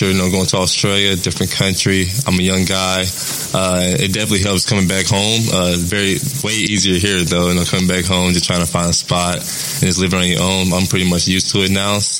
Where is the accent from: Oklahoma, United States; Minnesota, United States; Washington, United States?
Oklahoma, United States; Tulsa; being from Tulsa, being from Oklahoma, and playing for my home state team